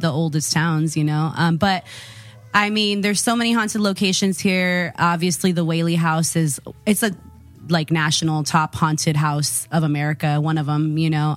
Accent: Modesto, California, United States; now in San Diego, United States; originally from Modesto, California

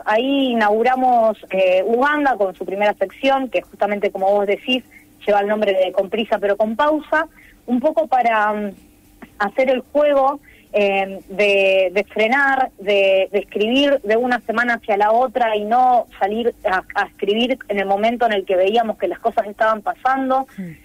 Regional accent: Rosario, Santa Fe, Argentina; nací en Rosario y todo, y voy a Rosario todos los días

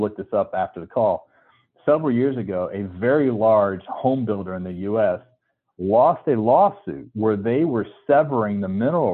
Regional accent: North Carolina, United States; originally I'm from North Carolina where, you know, there's no oil and gas

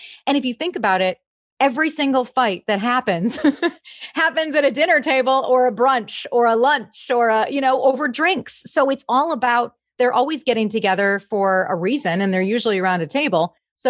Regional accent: Grosse Pointe, Michigan, United States; I actually had a great experience in Grosse Pointe. It's a small town, you know, it's a small town. Everybody knows everybody.

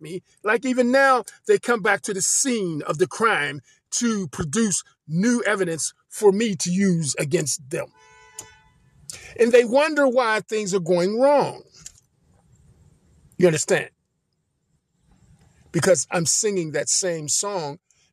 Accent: Pensacola, Florida, United States; where I was born in Pensacola

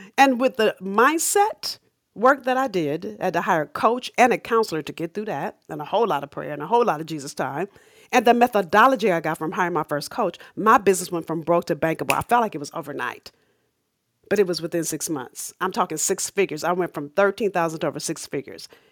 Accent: Los Angeles, California, United States; moved away as an adult; also born or lived in Massachusetts; I grew up in South Central L A.

